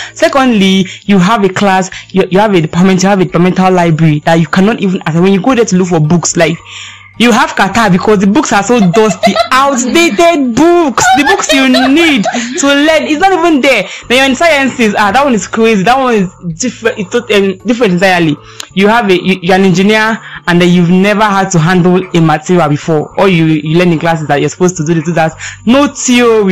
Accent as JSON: {"language": "English", "country": "Nigeria", "said": "I'm a Nigerian student."}